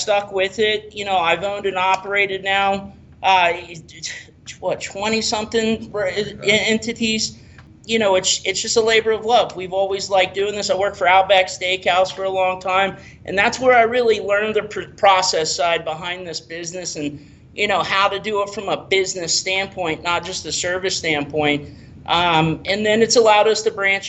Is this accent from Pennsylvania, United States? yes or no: no; Tampa, Florida, United States; also born or lived in Rockingham, North Carolina / St. Petersburg; I actually moved here when I was 3 days old